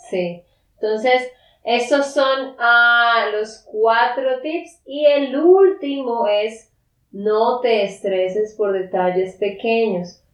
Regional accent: Santander, Colombia; de Santander, Colombia

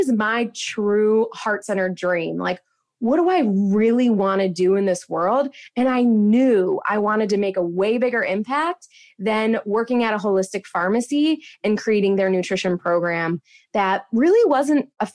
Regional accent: Midwest, United States; I grew up in the Midwest

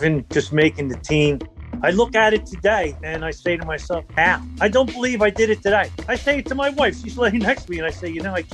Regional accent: Deptford, New Jersey, United States; I grew up in Deptford

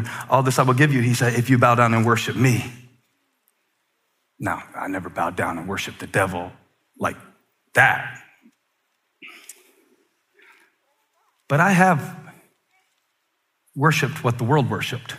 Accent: the Carolinas, United States; I'm born and raised in the Carolinas, and I'm proud of where I'm from

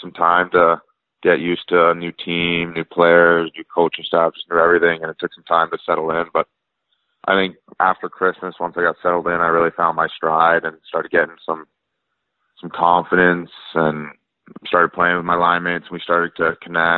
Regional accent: Burnaby, British Columbia, Canada; I'm from Burnaby, BC, and I've lived here my whole life, so I haven't moved anywhere

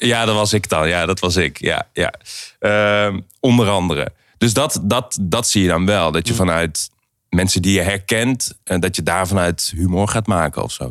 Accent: Aarle-Rixtel, North Brabant, Netherlands; moved away; also born or lived in Helmond; Aarle-Riksel. Ik ben in Helmond eh, geboren

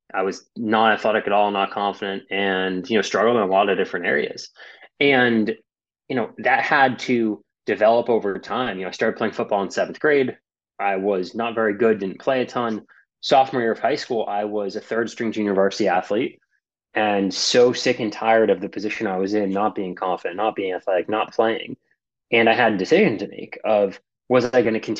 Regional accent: Boston, Massachusetts, United States; moved away as an adult; now in Los Angeles, United States; I live here in LA now. I'm from Boston

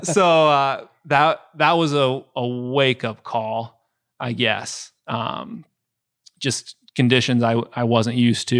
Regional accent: Wisconsin, United States; Ezra and I are both born and raised in Wisconsin, so we bleed Packer green and gold

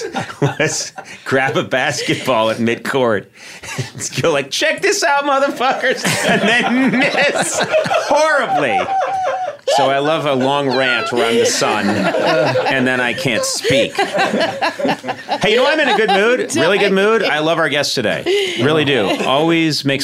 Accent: Boston, Massachusetts, United States; moved away; I grew up in Boston, and I spent a lot of my life on the East Coast.

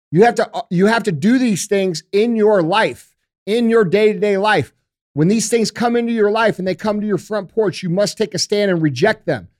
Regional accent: United States; we as American citizens

